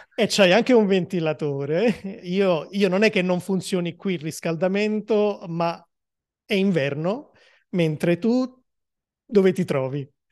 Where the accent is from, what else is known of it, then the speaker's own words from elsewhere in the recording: Naples, Campania, Italy; Io Napoli